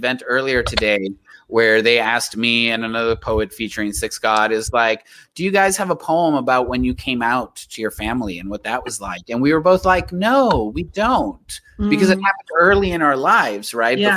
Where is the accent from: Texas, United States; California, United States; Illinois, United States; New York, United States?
Texas, United States; Laredo; it was in my hometown